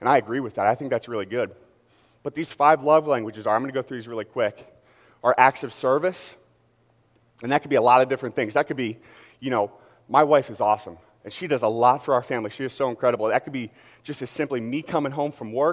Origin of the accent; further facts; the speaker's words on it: Philadelphia, Pennsylvania, United States; I got to represent my hometown